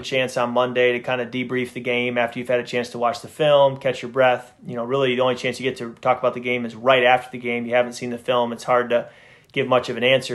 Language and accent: English; Midwest, United States; I grew up in the Midwest